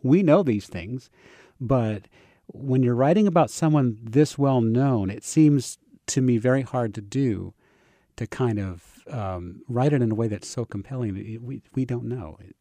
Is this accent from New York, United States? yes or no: no; Savannah, Georgia, United States; I'm from Savannah